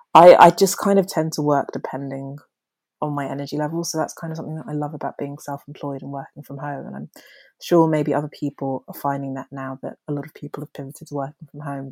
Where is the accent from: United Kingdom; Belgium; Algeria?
United Kingdom; London; accent: posh; also born or lived in Nigeria; I was born in Nigeria, but my family moved to London, to South London, when I was five years old